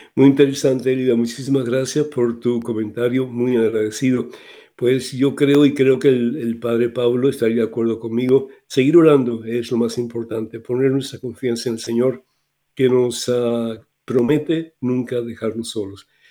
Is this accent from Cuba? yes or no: yes; Cuba; moved away; Cuba que es eh, mi país de origen